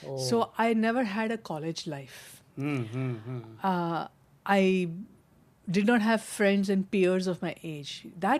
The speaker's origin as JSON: {"language": "English", "town": "Mumbai", "region": "Maharashtra", "country": "India", "tie": "born or raised there", "moved": "as an adult", "lives_now": "United States", "said": "And growing up in Mumbai with the film industry or in the USA after marriage, I had to do many things which I had to be individually capable of dealing"}